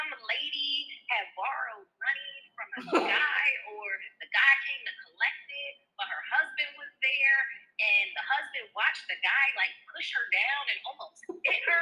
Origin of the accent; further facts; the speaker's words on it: New Jersey, United States; I'm from Jersey